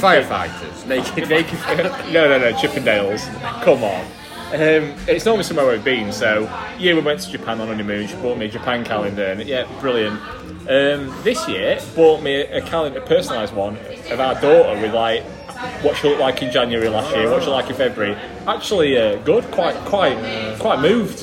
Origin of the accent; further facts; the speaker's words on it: Yorkshire and the Humber, United Kingdom; moved away; I'm from Yorkshire and don't live there at, at the minute.